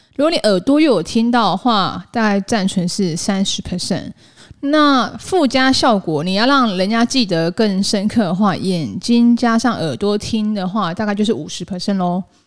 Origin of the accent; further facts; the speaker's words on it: Taiwan; 我是台湾人，或者是我不会因为我的英文不是母语系，我的英文真的其实没有讲得特别好，可是可以沟通